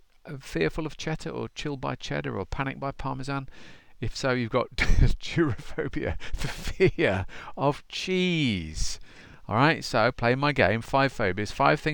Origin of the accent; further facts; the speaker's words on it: United Kingdom; I am a Brit